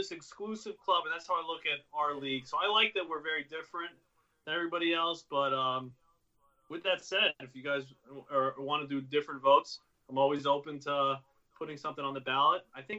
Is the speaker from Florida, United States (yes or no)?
yes; Jacksonville, Florida, United States; now in New York, United States; You know, we're from Jacksonville.